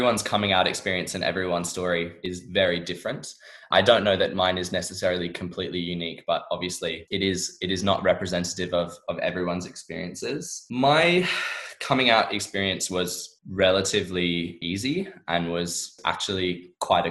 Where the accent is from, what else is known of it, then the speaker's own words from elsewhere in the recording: Perth, Western Australia, Australia; moved away as an adult; now in London, United Kingdom; I absolutely loved living in Perth